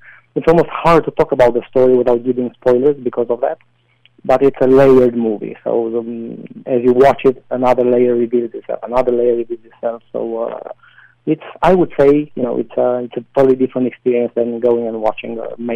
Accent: Romania; moved away as an adult; now in New York, United States; in my the small town that I grew up with.

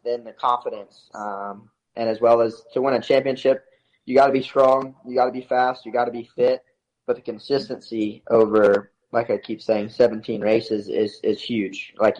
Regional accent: the South, United States; Growing up in the South

